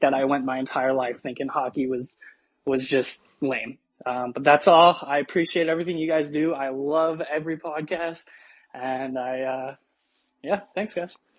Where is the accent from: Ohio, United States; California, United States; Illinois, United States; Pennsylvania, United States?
California, United States; I grew up in California